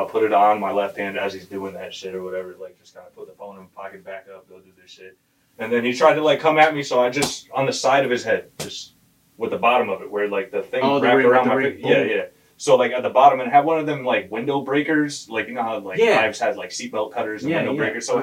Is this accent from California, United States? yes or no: no; Hartford, Connecticut, United States; when I was growing up in Hartford